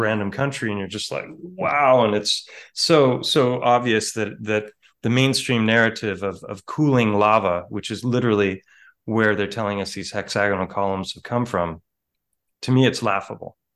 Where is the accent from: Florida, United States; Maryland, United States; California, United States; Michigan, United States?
California, United States; Ojai; Ojai, my hometown, which is close to Santa Barbara